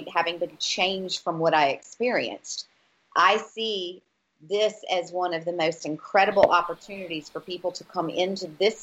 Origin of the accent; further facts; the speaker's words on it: United States; moved away as an adult; as an American who've lived abroad for the last 21 years